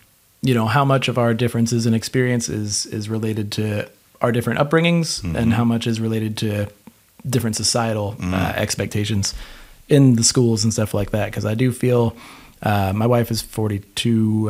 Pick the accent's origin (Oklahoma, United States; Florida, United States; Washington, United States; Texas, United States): Florida, United States; I grew up in Florida